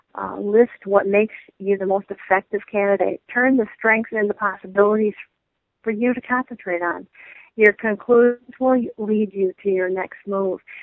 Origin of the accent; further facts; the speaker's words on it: Michigan, United States; I come from the Midwest uh, I'm from Michigan.